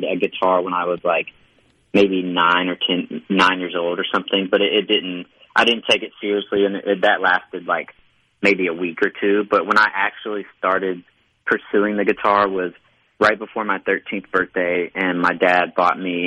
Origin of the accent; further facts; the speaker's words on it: Hattiesburg, Mississippi, United States; moved away as an adult; now in Nashville, United States; I grew up in Hattiesburg. I was there from the time I was born until I was 22.